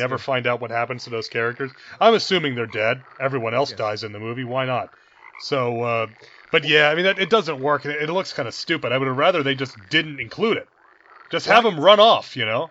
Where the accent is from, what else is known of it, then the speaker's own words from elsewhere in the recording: New York, United States; we're from New York, and that that's you know uh, something that's part of our our youth.